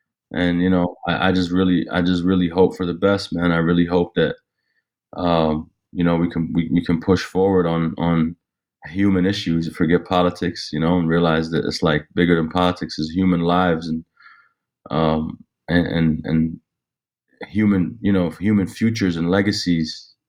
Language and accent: English; Jenin, West Bank, Palestine; I'm Palestinian. So I'm Palestinian from Jenin. My pops is from Jenin and my mom's from Nablus.